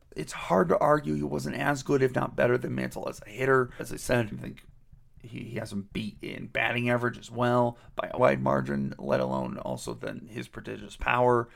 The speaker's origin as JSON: {"language": "English", "town": "Cleveland", "region": "Ohio", "country": "United States", "tie": "born or raised there", "said": "I grew up in Cleveland, Ohio"}